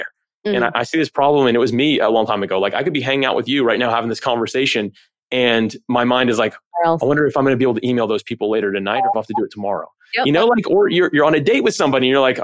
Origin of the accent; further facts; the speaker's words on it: Florida, United States; I grew up in Florida. The whole thing's a swamp.